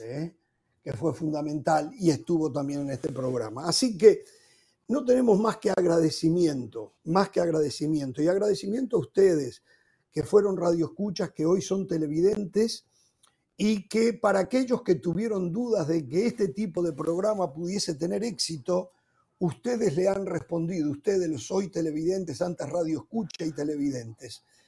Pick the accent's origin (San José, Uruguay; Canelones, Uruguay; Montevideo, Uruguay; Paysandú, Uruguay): Montevideo, Uruguay; moved away; en mi ciudad natal, en Montevideo